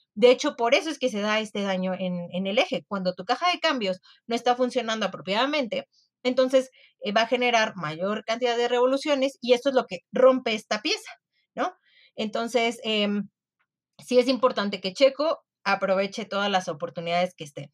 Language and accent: Spanish; Mexico; como mexicana